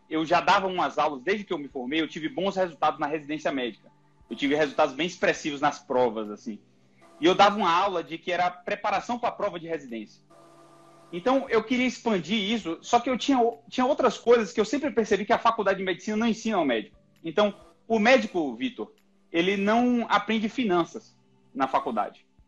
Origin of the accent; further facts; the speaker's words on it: Salvador, Bahia, Brazil; moved away as an adult; now in São Paulo, Brazil; Eu sou baiano, sou de Salvador, formei na Universidade Federal da Bahia e eu vim para São Paulo